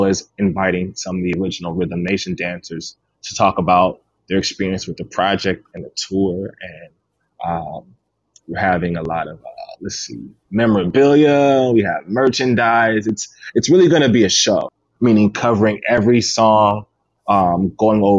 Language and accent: English; Clearwater, Florida, United States; growing up in Clearwater